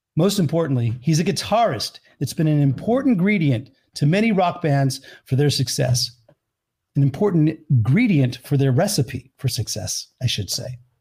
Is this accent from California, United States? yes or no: yes; Pleasanton, California, United States; I'm originally from the Bay Area, from like outside San Francisco, Pleasanton, California.